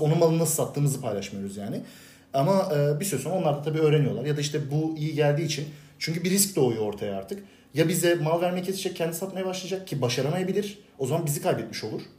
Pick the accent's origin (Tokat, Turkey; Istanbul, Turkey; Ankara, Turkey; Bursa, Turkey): Bursa, Turkey; Bursa'da doğdum büyüdüm. Bursa'da yaşıyorum